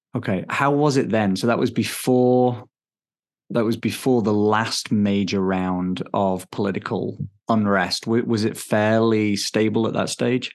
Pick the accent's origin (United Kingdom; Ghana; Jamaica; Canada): United Kingdom; England; moved away as an adult; now in Denver, United States; I'm British. I grew up in England. Um, now I live in Denver, Colorado